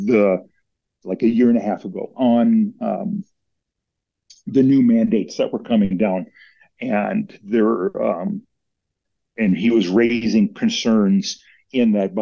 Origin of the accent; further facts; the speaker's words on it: Minnesota, United States; My wife and I are originally from Minnesota. So we grew up in Minnesota